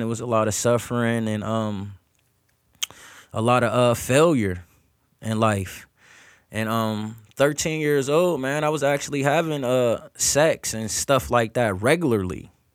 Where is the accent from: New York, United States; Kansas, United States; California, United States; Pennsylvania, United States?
Pennsylvania, United States; Erie; growing up in Erie, P